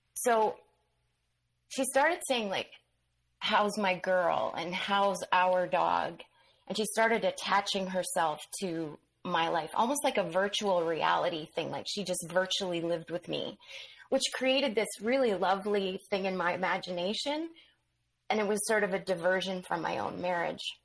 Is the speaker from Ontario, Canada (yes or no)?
no; Manitoba, Canada; I ended up back in on the prairies in Manitoba